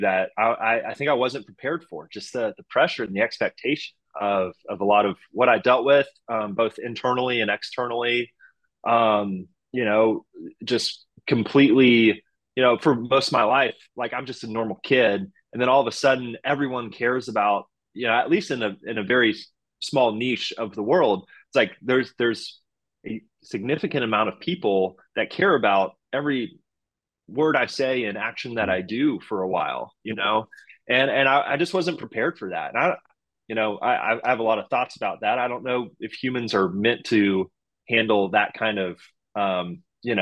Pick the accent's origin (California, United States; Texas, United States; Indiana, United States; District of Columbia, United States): Texas, United States; Houston; I'm from Houston. It's my hometown team. You know, I grew up going to Astros games when I was, you know, playing Little League baseball here